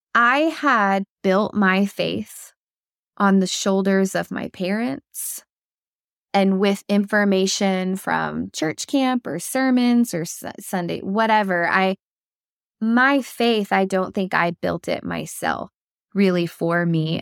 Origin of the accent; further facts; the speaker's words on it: Oklahoma, United States; moved away as an adult; also born or lived in North Carolina; I was born and raised in Oklahoma